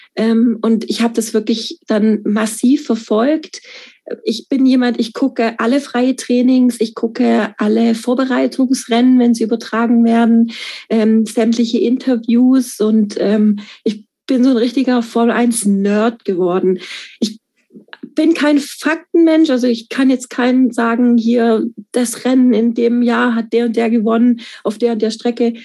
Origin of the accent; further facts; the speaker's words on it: Stuttgart, Baden-Württemberg, Germany; Ich komme aus Stuttgart